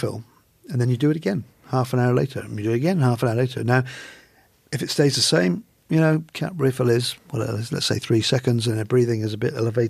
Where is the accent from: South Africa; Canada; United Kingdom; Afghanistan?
United Kingdom; England; now in Australia; I'm an Englishman.